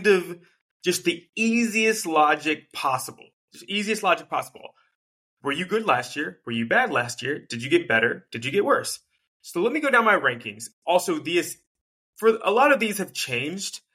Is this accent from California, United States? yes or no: no; North Carolina, United States; I grew up in North Carolina